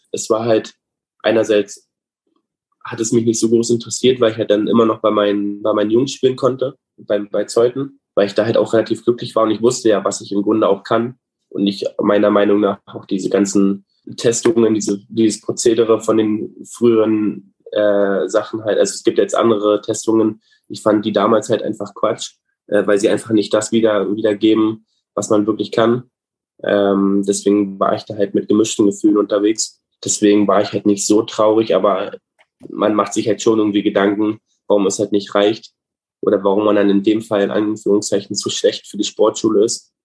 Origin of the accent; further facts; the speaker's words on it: Bestensee, Brandenburg, Germany; also born or lived in Berlin; Wir sind dann mit drei aus Berlin nach Bestensee gezogen. Ich habe davon von Berlin alles nicht richtig mitbekommen. Äh, hatten dann im Bestensee ein Haus gebaut